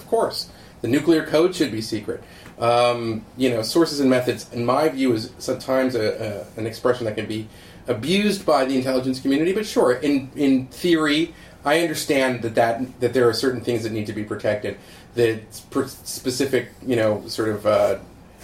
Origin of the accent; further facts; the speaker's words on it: United States; as an American